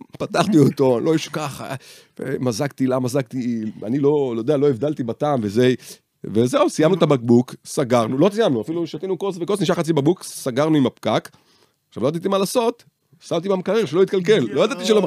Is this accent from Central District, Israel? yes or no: yes; Rishon LeZion, Central District, Israel; גדל, גדלתי בראשון